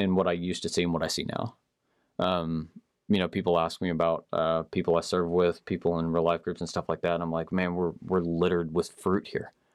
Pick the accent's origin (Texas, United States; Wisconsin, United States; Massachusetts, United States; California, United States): Texas, United States; Marble Falls; I grew up in Marble Falls